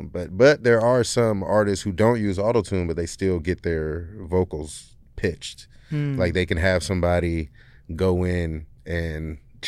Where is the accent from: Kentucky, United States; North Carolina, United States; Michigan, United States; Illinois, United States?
Michigan, United States; Detroit; also born or lived in Indiana; I grew up in Detroit.